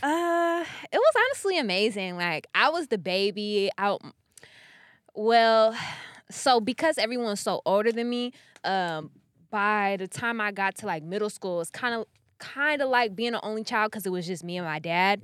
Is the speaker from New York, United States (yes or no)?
no; Sacramento, California, United States; moved away as an adult; also born or lived in Elk Grove, California; now in Los Angeles, United States; I'm from Sacramento